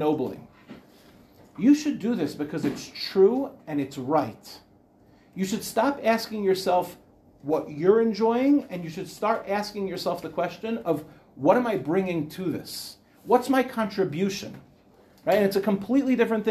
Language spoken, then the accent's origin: English; Beit Shemesh, Jerusalem District, Israel; I'm from Ramat Beit Shemesh